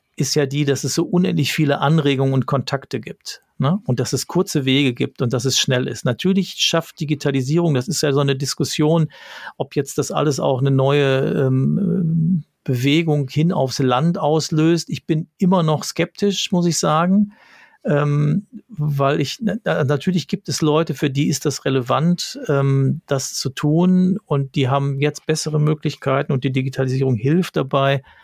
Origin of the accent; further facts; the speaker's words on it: Ruhr area, North Rhine-Westphalia, Germany; ich komme aus dem Ruhrgebiet